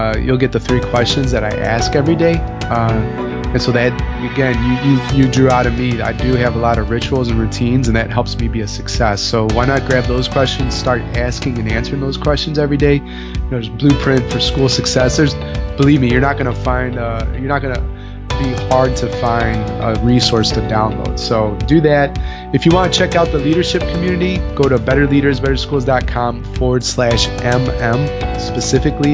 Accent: Chicago, Illinois, United States; I'm from Chicago

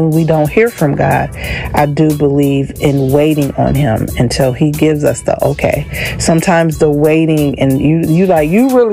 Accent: Racine, Wisconsin, United States; my hometown, which is Racine, Wisconsin

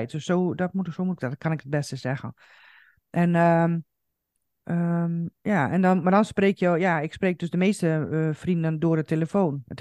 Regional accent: Coevorden, Drenthe, Netherlands; now in Zaandam, Netherlands; ik ben vanuit Koevoorden dus naar Zaandam gegaan. Maar natuurlijk ehm, heb ik ook eh, eh, familie en, ehm, en, en, vrienden in Koevorden.

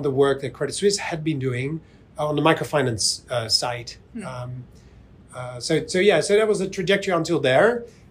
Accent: Netherlands; I'm from the Netherlands, so in Holland

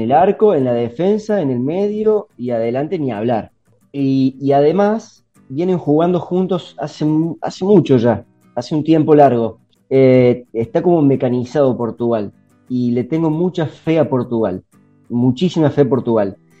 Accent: Argentina; nosotros como argentinos

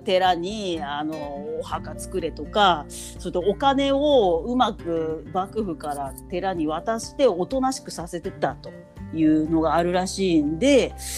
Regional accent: Kanto, Japan; 私みたいなぼやっとした関東の人間

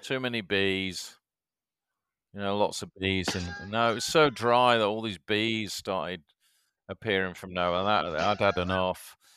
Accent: Batley, Yorkshire and the Humber, United Kingdom; accent: Yorkshire twang; now in Shanghai, China; born in Batley in Yorkshire

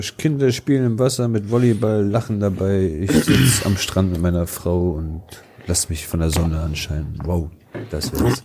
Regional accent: Wolfsburg, Lower Saxony, Germany; dreißig Jahre, ich komme aus Wolfsburg.

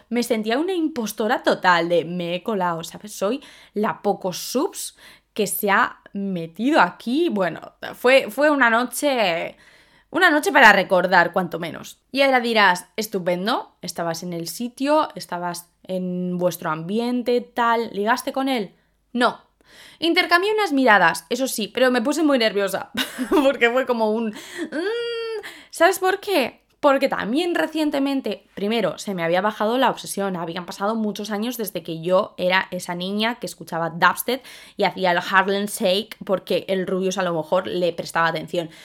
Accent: Spain; also born or lived in London; las españolas. ¿Por qué? Porque somos morenas

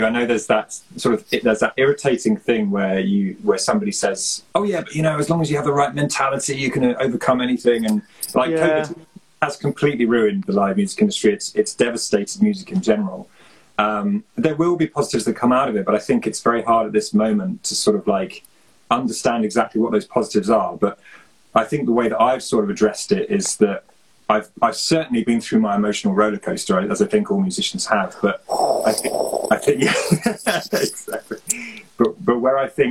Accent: Worcestershire, West Midlands, United Kingdom; moved away; I'm from Worcestershire

